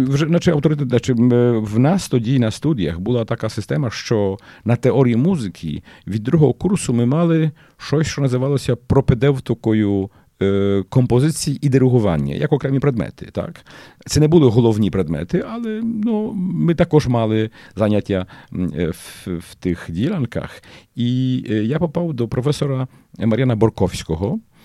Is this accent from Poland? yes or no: yes; Lidzbark Warmiński, Warmian-Masurian Voivodeship, Poland; also born or lived in Olsztyn; Я швидко переїхав з Лізбарка в Армінського, де я народився і кінчав цю початкову школу до Ольштина